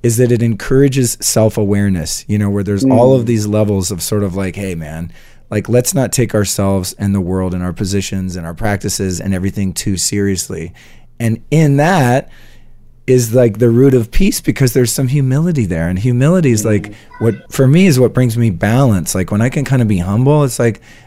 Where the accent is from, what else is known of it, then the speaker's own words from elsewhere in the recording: United States; I love the country that I live in. I was born in America